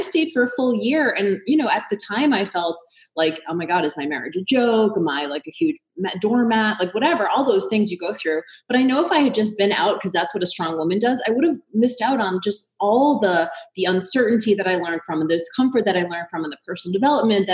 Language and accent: English; Boston, Massachusetts, United States; I'm from Boston, huge Irish Catholic family.